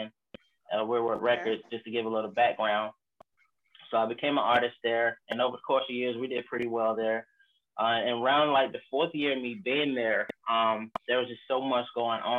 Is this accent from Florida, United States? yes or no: yes; Haines City, Florida, United States; I'm from Haines City, Florida